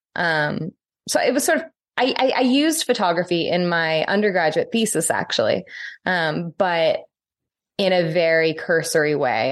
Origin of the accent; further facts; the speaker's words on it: St. Louis, Missouri, United States; now in Northern Ireland, United Kingdom; I live in Northern Ireland now. This is a post-complex society. Um, it is different cultural, social, and political context than where I grew up in Saint Louis.